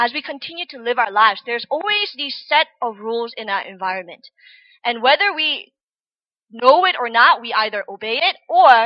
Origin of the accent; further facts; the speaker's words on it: United States; moved away as an adult; also born or lived in Korea; now in South Korea; I was born in Korea, but I went to America when I was 5, so I started, you know, preschool my whole life from America. So, you know, growing up in American culture